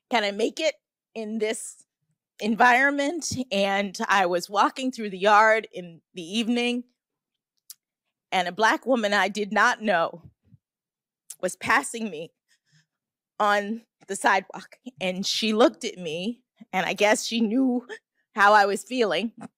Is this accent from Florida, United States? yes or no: yes; Miami, Florida, United States; moved away as an adult; also born or lived in Boston; I'm from Miami, Florida